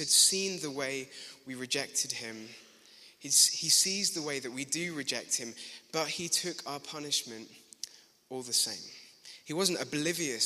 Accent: Glasgow, Scotland, United Kingdom; accent: Glaswegian; At school, I grew up in Glasgow

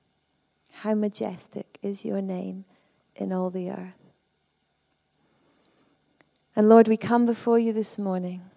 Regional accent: Perth, Scotland, United Kingdom; I come from Perth.

